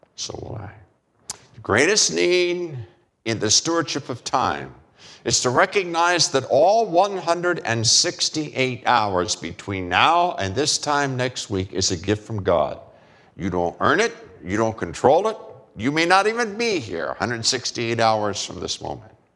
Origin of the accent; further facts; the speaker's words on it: United States; as American male